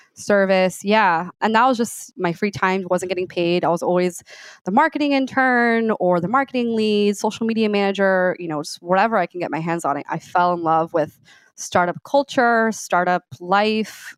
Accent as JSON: {"language": "English", "town": "Miami", "region": "Florida", "country": "United States", "tie": "born or raised there", "also_born_or_lived": "Gainesville, Florida", "moved": "as an adult", "said": "I grew up in Miami, Florida Cuban descent, Cuban American"}